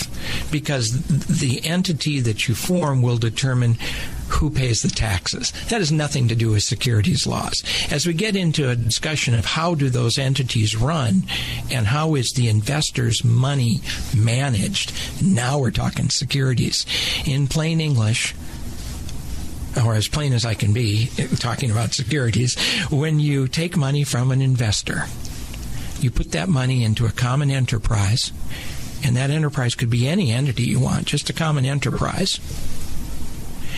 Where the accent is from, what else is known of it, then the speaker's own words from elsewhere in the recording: California, United States; I'm from California